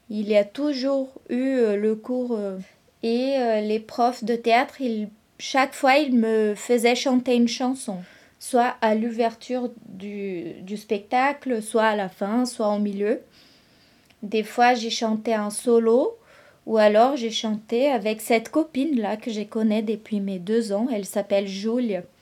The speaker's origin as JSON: {"language": "French", "town": "São Carlos", "region": "São Paulo", "country": "Brazil", "tie": "born or raised there", "also_born_or_lived": "São José do Rio Preto / Londrina", "first_language": "Brazilian Portuguese", "second_language": "French", "moved": "as an adult", "lives_now": "Rennes, France", "said": "je suis née à São José do Rio Preto mais c'est une ville où j'ai jamais habité. En fait, j'ai grandi à San Carlos"}